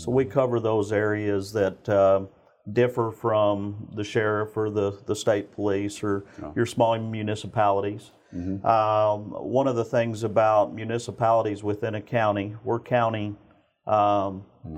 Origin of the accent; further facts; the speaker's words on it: Spring, Texas, United States; So, ultimately, I grew up in Spring, Texas my entire life, and kind of followed in my father's footsteps.